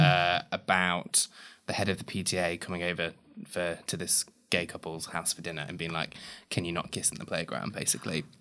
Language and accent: English; Ravenstone, East Midlands, United Kingdom; I grew up in Leicester